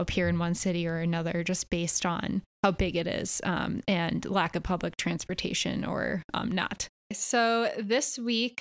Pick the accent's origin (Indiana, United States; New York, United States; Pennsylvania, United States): Pennsylvania, United States; Philadelphia; I'm from Philly.